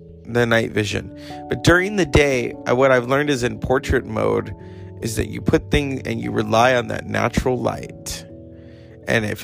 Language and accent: English; United States; I am American